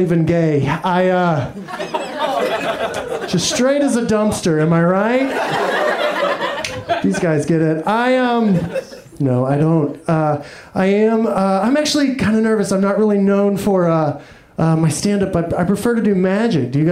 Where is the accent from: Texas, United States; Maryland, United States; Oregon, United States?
Texas, United States; I am from Texas